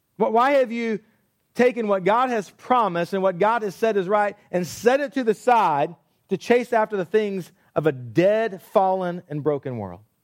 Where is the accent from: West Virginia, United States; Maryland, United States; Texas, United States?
Texas, United States; I grew up in Texas